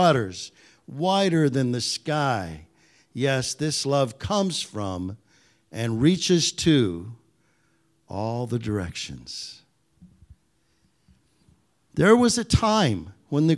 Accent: Michigan, United States; I grew up in Michigan, the land of the Ojibwe, of the Anishinaabe

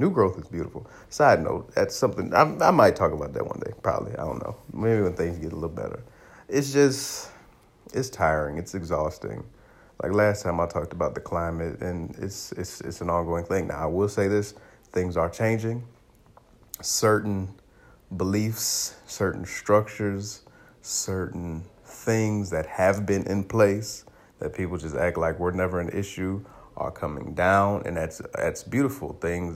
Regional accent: Aurora, Illinois, United States; I grew up in Aurora, Illinois

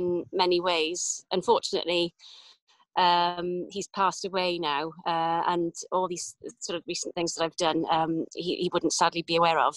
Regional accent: Cardiff, Wales, United Kingdom; also born or lived in Pontypridd / London / New Zealand; now in Llansadwrn, United Kingdom; I was born in Pontypridd, but grew up in on the outskirts of Cardiff in Rada, up to the age of 19.

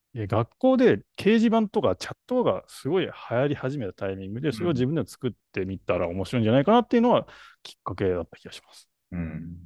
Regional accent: Tokyo, Japan; 東京生まれの歌舞伎町生まれの、はい、代々木育ちの

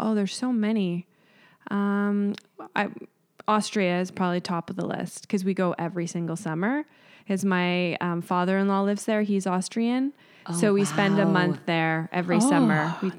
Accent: Mississauga, Ontario, Canada; born or raised there

